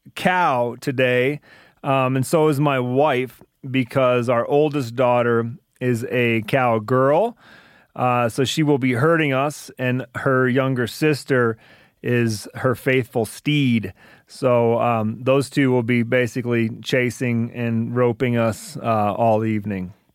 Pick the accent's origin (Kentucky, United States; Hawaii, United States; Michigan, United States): Michigan, United States; now in Montana, United States; I grew up in Michigan